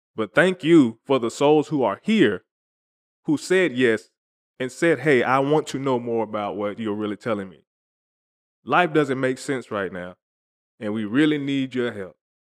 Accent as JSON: {"language": "English", "region": "the South", "country": "United States", "said": "I'm from the South"}